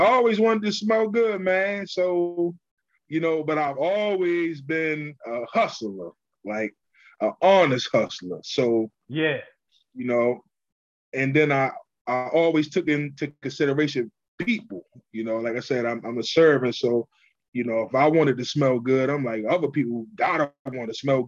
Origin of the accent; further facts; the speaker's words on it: Baltimore, Maryland, United States; I'm from Baltimore, Maryland, born and raised.